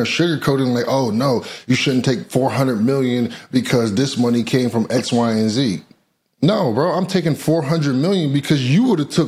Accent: United States; I'm American

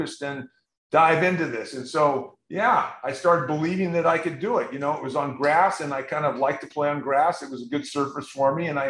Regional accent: San Diego, California, United States; We grew up in San Diego

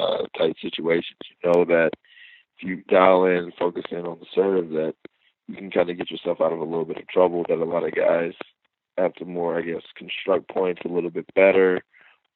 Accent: Atlanta, Georgia, United States; my hometown of Atlanta

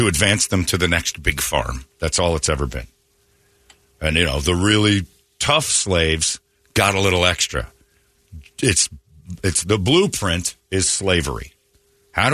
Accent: United States; I'm American

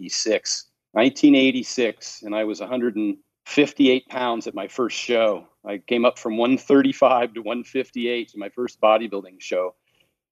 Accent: Oregon, United States; also born or lived in Seattle, Washington; now in Henderson, United States; born and raised in Oregon and lived in Seattle for 20 years.

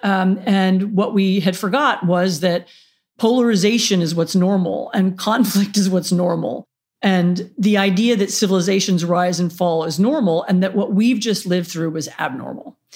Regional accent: Washington, District of Columbia, United States; moved away; I grew up in Washington, D C

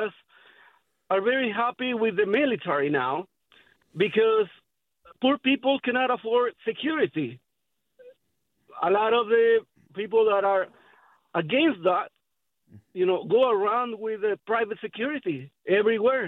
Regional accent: Guerrero, Mexico; moved away as an adult; now in San Jose, United States; we are from a very small town in Guerrero

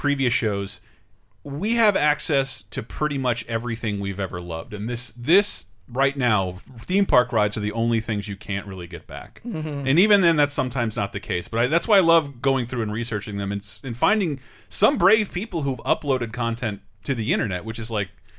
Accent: Florida, United States; we grew up in Florida.

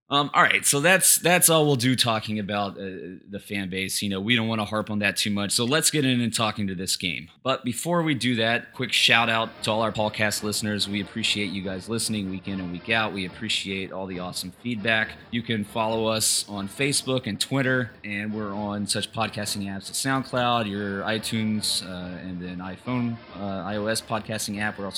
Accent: South Carolina, United States; coming from the South, I can joke about that because I'm from South Carolina.

